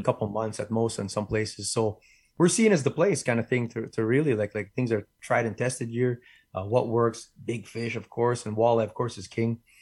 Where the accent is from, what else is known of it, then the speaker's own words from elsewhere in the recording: Winnipeg, Manitoba, Canada; I'm born and raised in Winnipeg